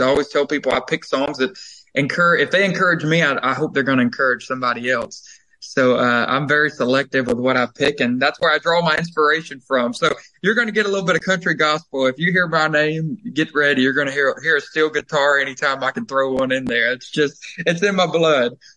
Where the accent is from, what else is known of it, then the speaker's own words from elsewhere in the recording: Covington, Georgia, United States; moved away as an adult; also born or lived in Nashville, Tennessee; I was born and raised there in Covington